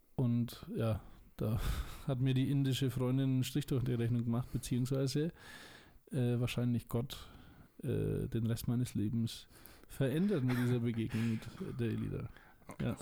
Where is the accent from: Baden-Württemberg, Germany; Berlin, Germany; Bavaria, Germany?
Bavaria, Germany; Schwabach; Ich komme aus Franken. Ich sage meistens nicht woher, aber jetzt sage ich es, ich glaube, zum vierten Mal erst, äh, aus Schwabach